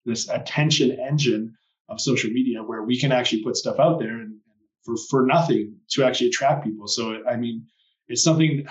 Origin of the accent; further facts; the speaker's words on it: Canada; moved away as an adult; also born or lived in Australia; I moved back home to Canada a few years ago, and where I said I'd never come back to my hometown